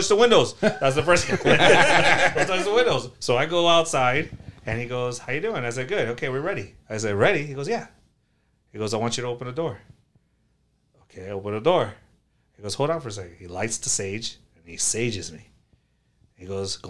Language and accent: English; Broward County, Florida, United States; I'm from Broward County